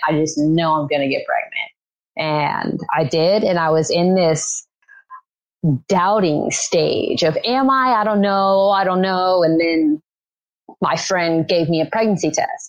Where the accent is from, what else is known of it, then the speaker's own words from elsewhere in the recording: Louisiana, United States; I grew up in Louisiana, have been in the same city, town since I was born